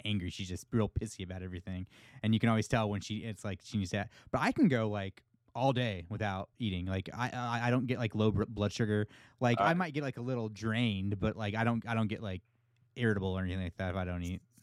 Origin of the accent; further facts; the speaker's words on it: United States; accent: American; my my american accent